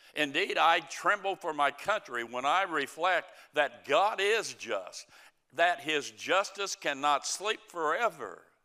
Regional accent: United States; I'm an American

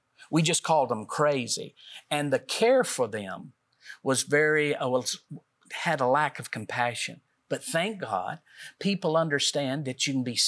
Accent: Middle Tennessee, United States; we're from Middle Tennessee

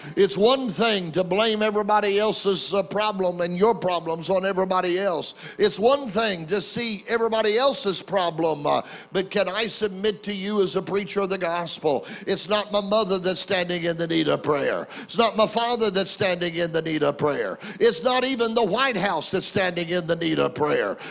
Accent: Oklahoma City, Oklahoma, United States; my hometown uh, of Oklahoma City

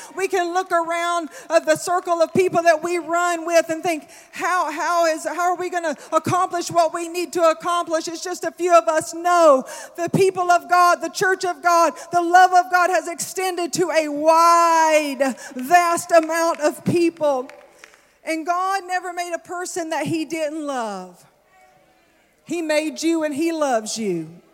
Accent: the South, United States; I'm from the South

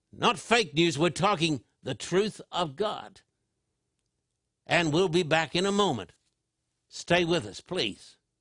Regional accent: Australia; I was brought up in Australia

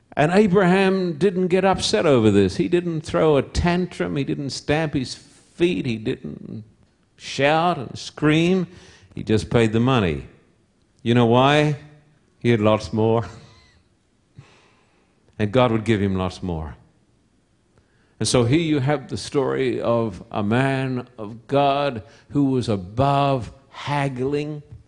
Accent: Somerset Dam, Queensland, Australia; moved away; also born or lived in Esk, Queensland; I was born in Esk, a little town that if you blink your eyes as you drive through, you'll miss it. Little town about 60, 70, 80 miles from Brisbane, which is the capital of Queensland. And I was brought up at Somerset Dam

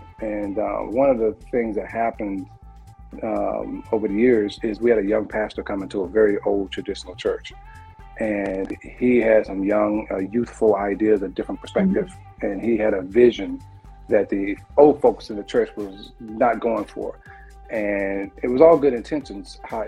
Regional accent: Anniston, Alabama, United States; You know, when I talked about growing up in Anniston years ago, you was either going to be a rapper or singing in church.

